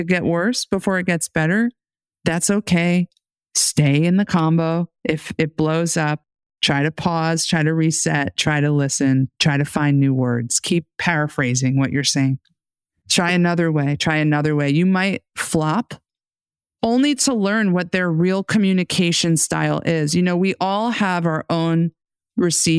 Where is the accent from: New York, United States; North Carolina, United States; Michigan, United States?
New York, United States; New York City; I grew up in the New York City metro area.